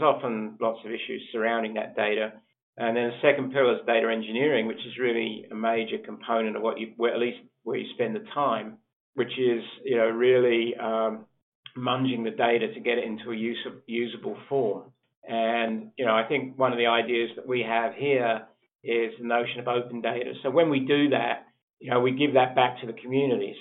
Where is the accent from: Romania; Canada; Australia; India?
Australia; moved away as an adult; also born or lived in United Kingdom / Sheffield, United Kingdom; I actually was born in the UK and I grew up in Australia